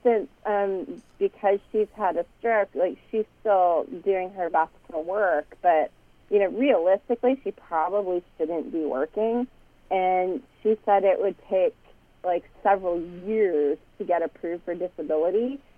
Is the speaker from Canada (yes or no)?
yes; Canada; I'm Canadian.